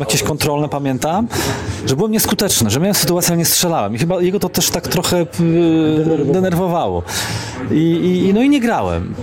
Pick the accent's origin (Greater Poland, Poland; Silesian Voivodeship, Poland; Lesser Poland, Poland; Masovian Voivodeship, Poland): Greater Poland, Poland; Poznań; moved away as an adult; also born or lived in Kraków; ja taki rodowity poznaniak